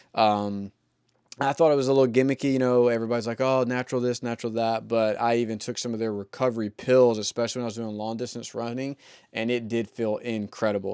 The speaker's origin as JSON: {"language": "English", "region": "the South", "country": "United States", "tie": "born or raised there", "said": "I grew up in the South"}